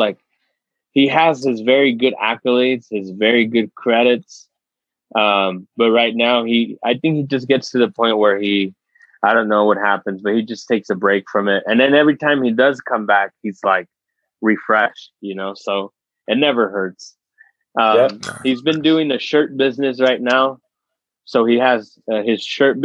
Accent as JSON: {"language": "English", "region": "California", "country": "United States", "tie": "born or raised there", "moved": "yes", "lives_now": "Utah, United States", "said": "We grew up in Cali"}